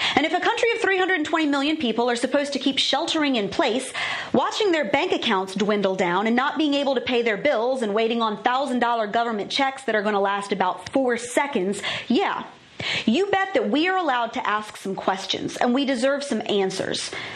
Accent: Virginia, United States; my home state of Virginia

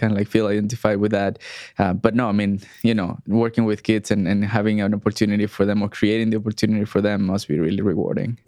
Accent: Mexico; moved away as an adult; also born or lived in Montreal, Canada; we grew up in Mexico

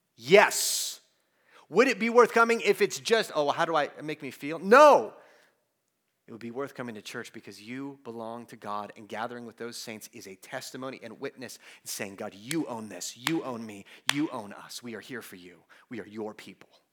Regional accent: United States; we as American Christians

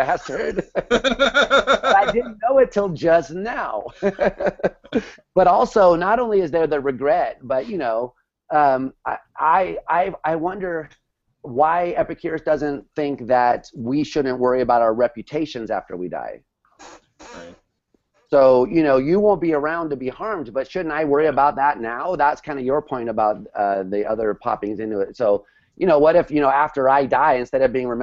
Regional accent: New York City, New York, United States; as a New Yorker

